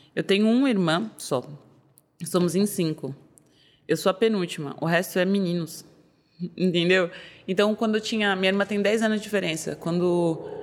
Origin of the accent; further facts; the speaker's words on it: São Paulo, Brazil; Eu sou daqui de São Paulo mesmo, sou da Zona Norte de São Paulo